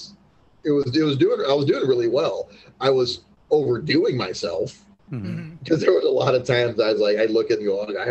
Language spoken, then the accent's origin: English; Muscatine, Iowa, United States; growing up in Muscatine